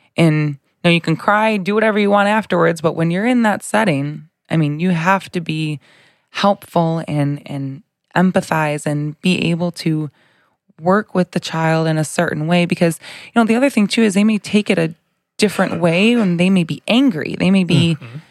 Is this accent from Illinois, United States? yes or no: yes; Bolingbrook, Illinois, United States; I grew up in um, Bolingbrook, I guess you could say. I've been there for, I was there for 28 years and then recently moved, but um, born and raised, same place